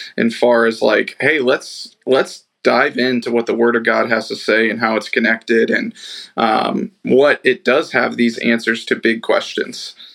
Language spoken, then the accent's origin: English; Kansas City, United States; growing up in Kansas City, big Royals, Chiefs fan